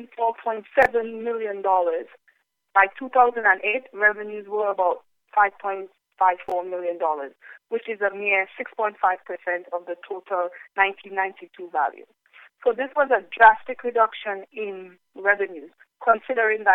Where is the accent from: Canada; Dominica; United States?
Dominica